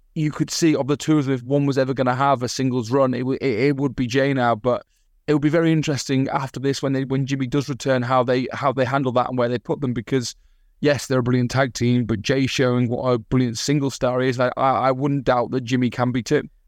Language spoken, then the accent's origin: English; the north of England, United Kingdom; moved away as an adult; now in Australia; I am Northern English